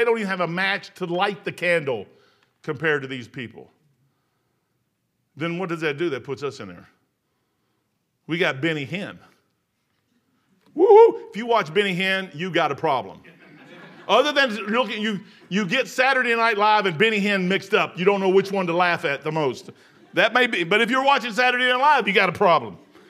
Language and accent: English; Louisville, Kentucky, United States; And I've been at Salt River, was where I was raised at in Louisville, Kentucky. I was in Bullitt County.